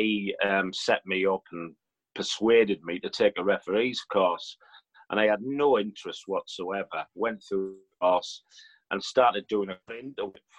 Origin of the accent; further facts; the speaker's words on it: Middlesbrough, North East England, United Kingdom; I'm from Middlesbrough and I'm known as being a Middlesbrough fan.